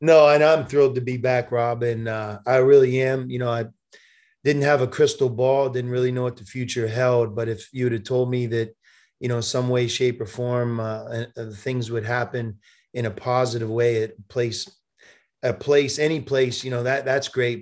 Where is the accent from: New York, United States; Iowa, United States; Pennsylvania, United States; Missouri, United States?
Pennsylvania, United States; Pittsburgh; also born or lived in Arizona; now in Cincinnati, United States; being a Pittsburgh guy, growing up in Pittsburgh, my family's from Pittsburgh